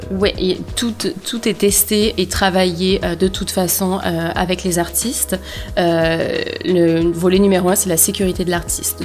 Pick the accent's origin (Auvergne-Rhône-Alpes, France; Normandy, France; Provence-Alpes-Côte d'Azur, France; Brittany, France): Provence-Alpes-Côte d'Azur, France; moved away as an adult; now in Montreal, Canada; j'ai grandi dans un tout petit village en Provence